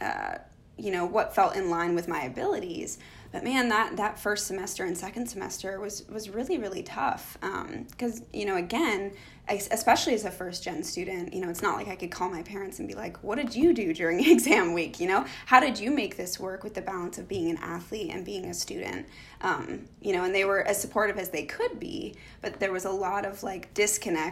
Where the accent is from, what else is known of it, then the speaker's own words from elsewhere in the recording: Canada; moved away as an adult; also born or lived in United States; So grew up in a hockey family, very stereotypically Canadian